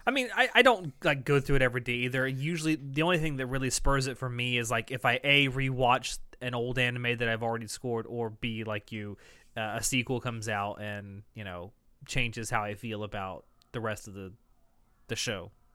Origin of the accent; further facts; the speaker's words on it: the South, United States; I am from the South